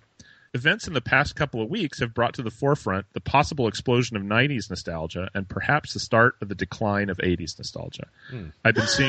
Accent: Midwest, United States; since I grew up in the Midwest, where the urban cowboy phase was something I saw every day in the hallways of high school.

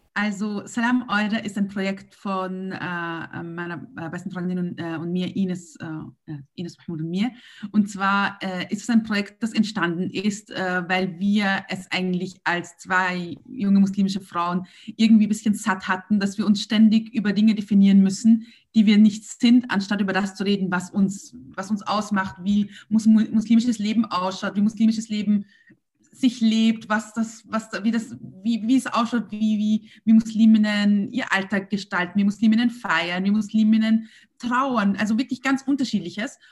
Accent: Vienna, Austria; als Wiener und als Österreicher

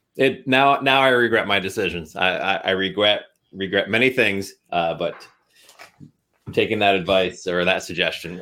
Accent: Pennsylvania, United States; a Republican from the great state of Pennsylvania, my, my home state

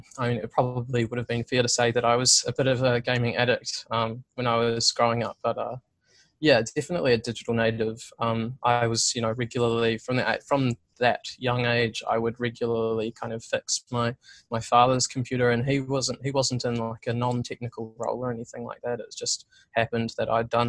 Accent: Christchurch, Canterbury, New Zealand; I grew up in Christchurch for the most part

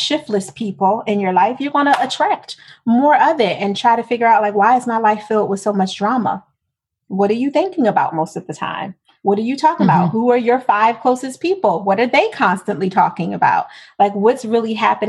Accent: Philadelphia, Pennsylvania, United States; I'm from Philadelphia.

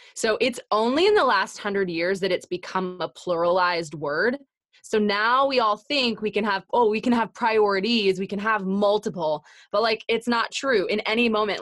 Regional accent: Canada; I'm Canadian

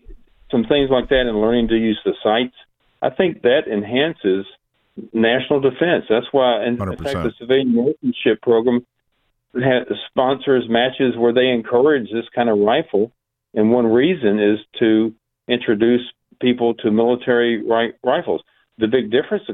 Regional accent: United States; I'm an American

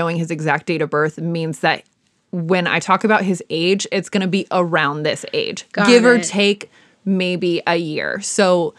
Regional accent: Midwest, United States; accent: Midwestern; All of a sudden, the Midwest in me kicks in. I've never actually lived there, but it kicks in.

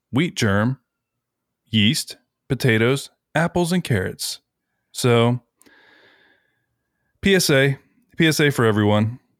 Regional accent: United States; we're American.

